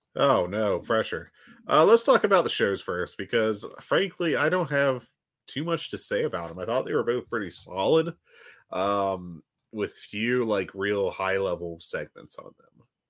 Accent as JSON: {"language": "English", "region": "West Virginia", "country": "United States", "said": "you say that to me like I'm not from West Virginia"}